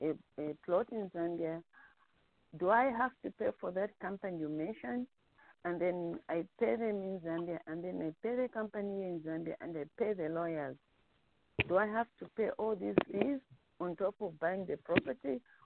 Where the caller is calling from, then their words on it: North Carolina, United States; I'm calling from North Carolina.